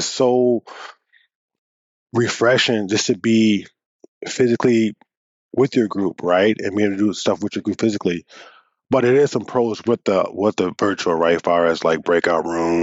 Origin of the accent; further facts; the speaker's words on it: United States; now in Sault Ste. Marie, Canada; I'm a Bimaadizidaa facilitator from Sault Ste. Marie, but I'm originally from the States